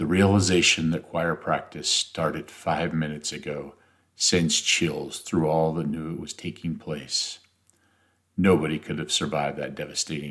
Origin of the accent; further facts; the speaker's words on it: Nebraska, United States; my home state of Nebraska